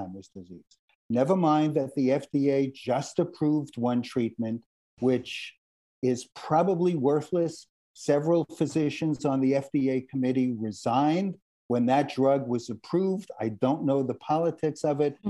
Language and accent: English; New York, United States; also born or lived in Boston; now in Los Angeles, United States; I'm from New York originally.